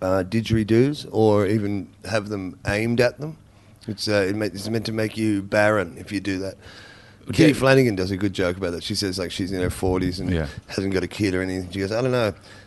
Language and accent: English; Australia; Like I go, yeah, I'm Aussie.